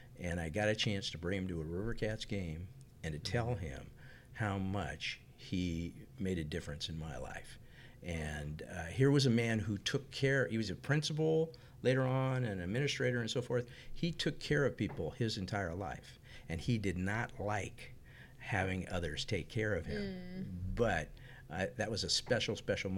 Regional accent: Sacramento, California, United States; also born or lived in San Mateo, California; And I had a lot of friends and a lot of connections down there as a 8-9 year old. And came up here to Sacramento

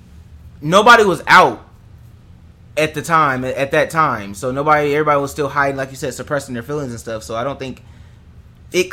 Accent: Kokomo, Indiana, United States; moved away; I didn't come out until I left my hometown. So I wasn't gay in Kokomo.

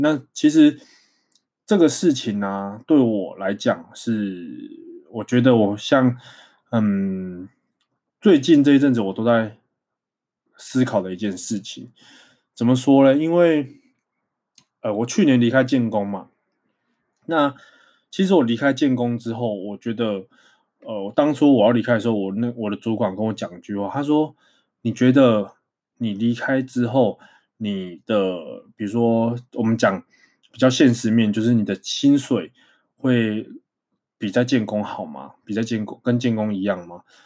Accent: Taiwan; 身为台湾人

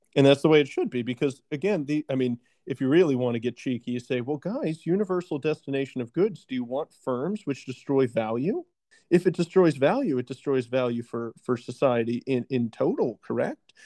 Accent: Virginia, United States; my home state of Virginia

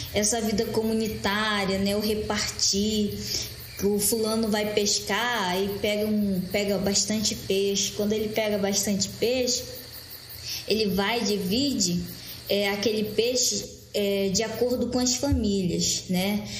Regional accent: Maués, Amazonas, Brazil; Eu sou do município de Maués, Amazonas, que fica no Baixo Amazonas.

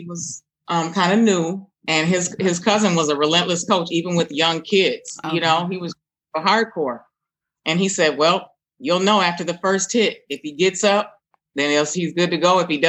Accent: Minneapolis, Minnesota, United States; also born or lived in Hopkins, Minnesota; Well, I'm a native Northsider. I grew up on the North Side with a very strong community, kind of involved family.

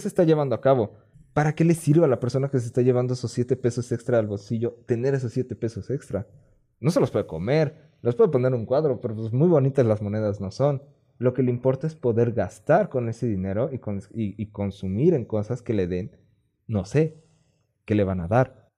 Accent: Mexico; accent: Mexican Spanish

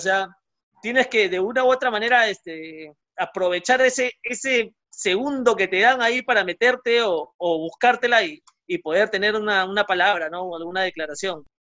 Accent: Peru; Yo jugué en, el centro Iqueño de pequeño, luego en Alianza, en Muni, eh, y de ahí, eh, bueno, ya no, no, no, no, no pude no pude seguir escalando, digamos, me quedé en juveniles nomás de, de Deportivo Municipal

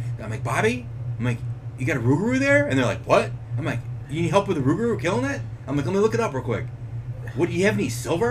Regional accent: Texas, United States; I'm from Texas

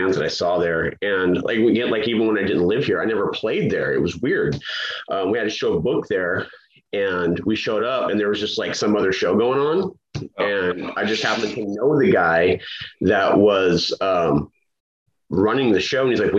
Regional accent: Bakersfield, California, United States; moved away; also born or lived in Seattle; I was born in Bakersfield

